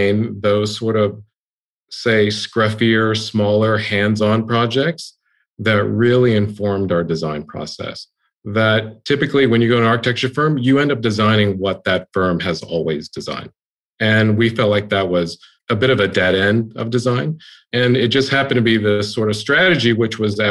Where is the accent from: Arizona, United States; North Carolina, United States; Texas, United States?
Texas, United States; Houston; now in Austin, United States; I grew up in Houston.